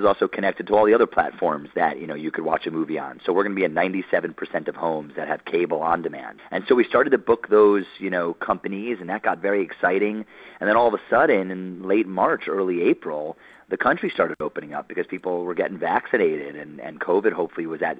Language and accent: English; New York City, New York, United States; I grew up in New York City, and so my experiences were there